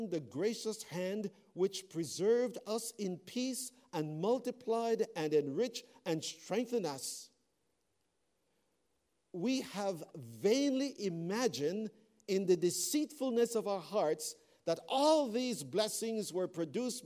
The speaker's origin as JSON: {"language": "English", "country": "Canada", "said": "I am a Canadian. That's the passport I travel with. I love this country."}